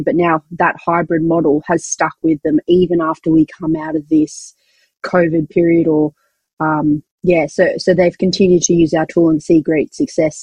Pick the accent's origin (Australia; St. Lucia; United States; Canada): Australia; accent: Australian; we're an Australian company, if you didn't recognize where my accent is from.